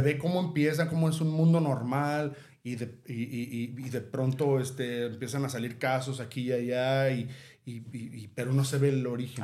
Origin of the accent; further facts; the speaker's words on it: Mexico; nosotros como mexicanos